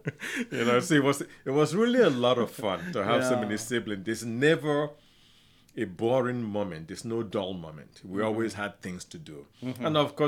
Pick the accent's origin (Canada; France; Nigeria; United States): Nigeria; Afikpo, Ebonyi; I was born in a village called Afikpo, spelled A-F-I-K-P-O, in southeastern Nigeria. That's where I grew up.